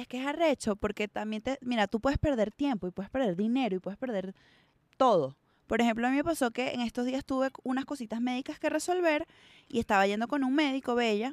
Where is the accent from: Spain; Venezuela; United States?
Venezuela; moved away; vengo de Venezuela